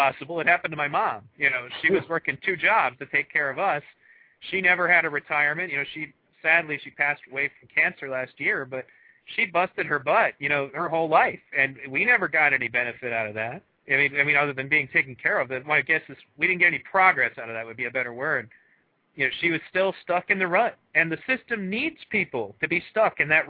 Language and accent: English; Michigan, United States; in Michigan, my home state